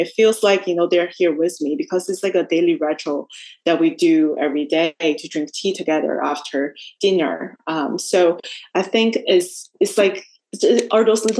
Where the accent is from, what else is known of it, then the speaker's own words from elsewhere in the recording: China; moved away as an adult; now in New York, United States; I grew up in China and everyone looks like me